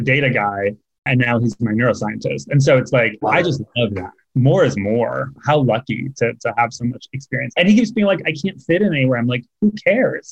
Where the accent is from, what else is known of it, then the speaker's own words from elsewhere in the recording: California, United States; moved away as an adult; also born or lived in San Francisco / Los Angeles; now in New York, United States; I'd always identified as Californian